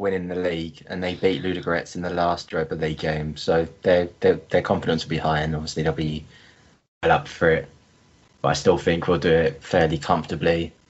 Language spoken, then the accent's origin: English; Chesham, South East England, United Kingdom; I grew up in Chesham, and for the listener that doesn't know, that was where Tottenham used to have their training ground way back when.